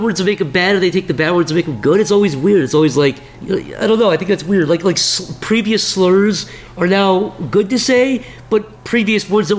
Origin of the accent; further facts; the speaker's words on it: Midwest, United States; I grew up in the Midwest.